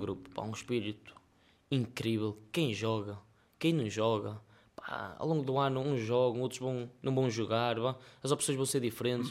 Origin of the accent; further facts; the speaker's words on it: Melres, Porto District, Portugal; em Melres, que é a minha terra